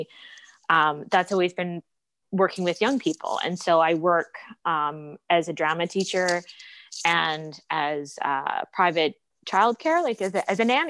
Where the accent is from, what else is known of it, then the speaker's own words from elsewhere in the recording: East Coast, Atlantic Canada, Canada; moved away as an adult; now in Toronto, Canada; I'm from the East Coast. I moved to Toronto in 2009 after an undergrad degree out there to study at Humber College.